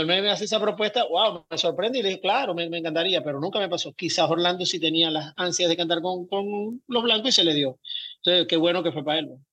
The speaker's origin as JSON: {"language": "Spanish", "region": "Zulia", "country": "Venezuela", "tie": "born or raised there", "moved": "yes", "lives_now": "Miami, United States", "said": "nacimos en el Zulia"}